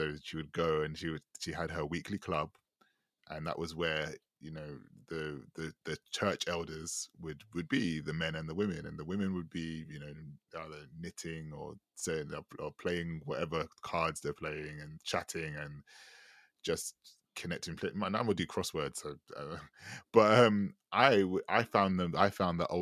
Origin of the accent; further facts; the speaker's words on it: United Kingdom; I grew up very much in the British Caribbean community here.